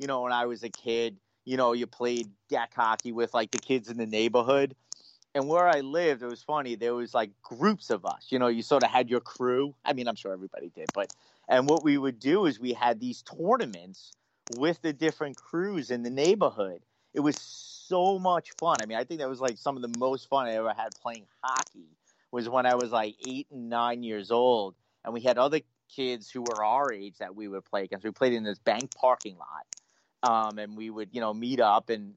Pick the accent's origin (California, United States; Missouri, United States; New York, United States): New York, United States; Massapequa; I grew up in Massapequa, still living in Massapequa